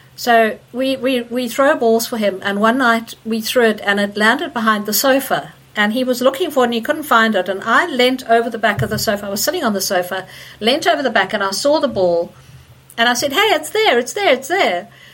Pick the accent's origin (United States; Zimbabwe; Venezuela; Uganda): Zimbabwe; also born or lived in South Africa; now in Leeds, United Kingdom; Okay, so I grew up in Zimbabwe and spent many many years of my life there.